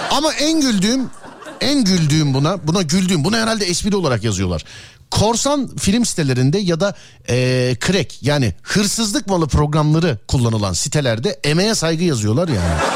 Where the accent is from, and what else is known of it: Ankara, Turkey